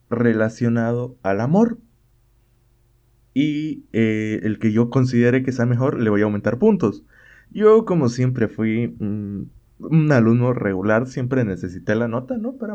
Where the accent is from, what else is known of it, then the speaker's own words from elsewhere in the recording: Bolivia; yo, yo soy de Bolivia.